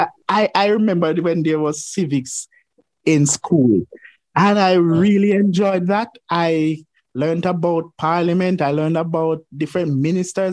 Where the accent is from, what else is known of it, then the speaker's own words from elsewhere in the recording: Savanna-la-Mar, Westmoreland, Jamaica; I was born in the Savannah Lamar Hospital down there in Westmoreland